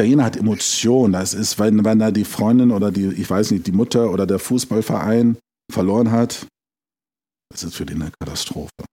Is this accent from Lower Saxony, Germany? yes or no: yes; Braunschweig, Lower Saxony, Germany; moved away as an adult; also born or lived in London / Switzerland / Rome / Paris; now in Italy; gebürtig komme ich aus Braunschweig